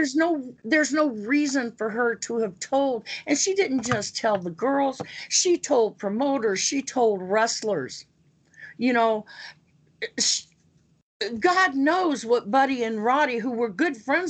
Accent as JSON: {"language": "English", "region": "Pacific Northwest", "country": "United States", "tie": "born or raised there", "said": "I was used to my brothers that I grew up with in the Pacific Northwest"}